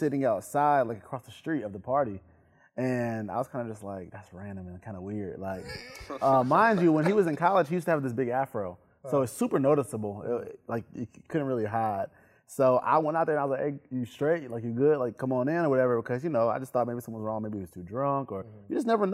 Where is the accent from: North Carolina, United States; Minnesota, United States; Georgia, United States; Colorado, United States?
North Carolina, United States; Greensboro; I'm originally from North Carolina, Greensboro